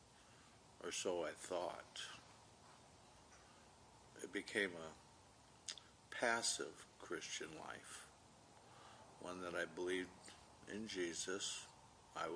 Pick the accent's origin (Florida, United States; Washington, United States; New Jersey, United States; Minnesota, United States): Minnesota, United States; moved away as an adult; also born or lived in California; I was born in California, raised in Minnesota, until the time of Vietnam